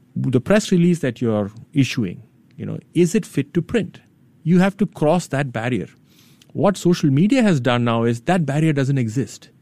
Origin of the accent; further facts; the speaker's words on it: India; now in Singapore; I grew up in India